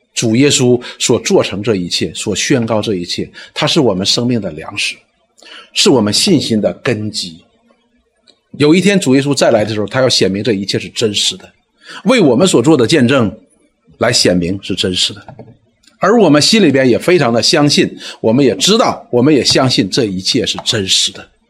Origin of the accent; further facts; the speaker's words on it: Northeast China, China; 我们东北人叫大妖母